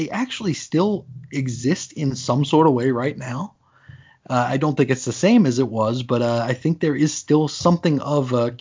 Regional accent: New York, United States; now in Arizona, United States; growing up in New York, it was one thing to have those, but if you buy them in Arizona, where I'm living now

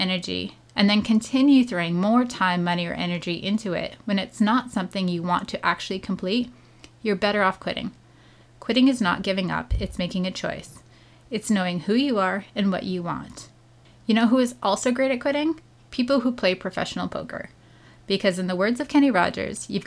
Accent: Canada; I'm Canadian.

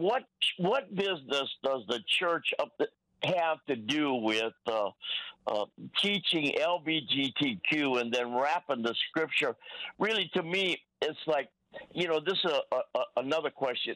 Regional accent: Long Beach, California, United States; I was born in Long Beach, California

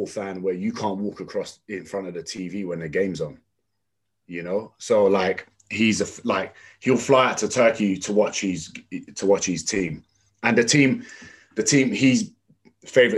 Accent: London, United Kingdom; also born or lived in Tottenham, North London; I was born in North London, moved to East London and ended up going to school in East London in Custom House near the Excel Centre

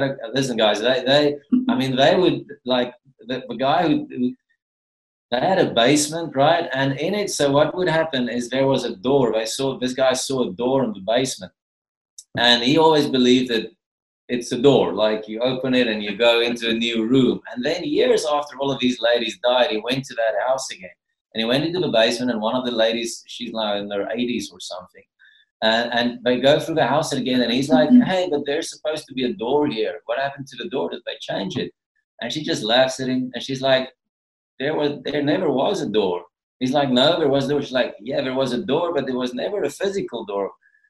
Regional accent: Gauteng, South Africa; moved away; because, you know, we come from Gauteng, so our contact with the cause, our culture has been zero up to we moved here, basically, you know.

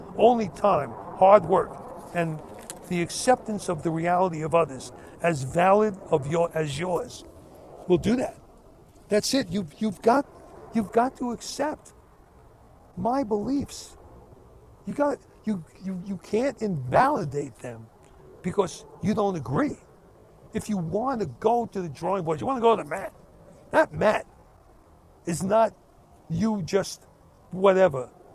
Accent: United States; I'm an American. I love my country.

